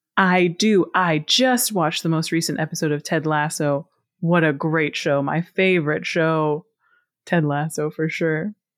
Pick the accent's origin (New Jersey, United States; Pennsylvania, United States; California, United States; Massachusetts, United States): Pennsylvania, United States; Pittsburgh; I grew up in Pittsburgh, Pennsylvania, and I lived in the city of Pittsburgh on the south side for the first ten years of my life, and then moved to a rural area.